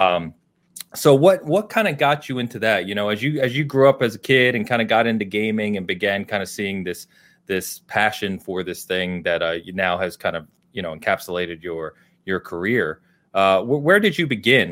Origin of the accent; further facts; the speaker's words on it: outside of Philadelphia, Pennsylvania, United States; I, I grew up outside of Philadelphia